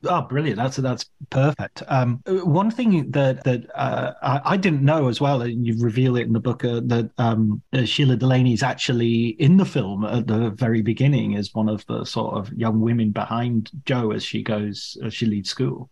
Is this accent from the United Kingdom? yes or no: yes; Barrow-in-Furness, North West England, United Kingdom; I'm from Furness, which is really, although it's from the north